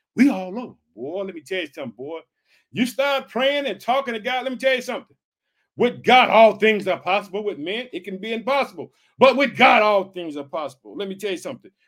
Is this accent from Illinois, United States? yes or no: yes; Illinois, United States; the state of Illinois, which is my home state.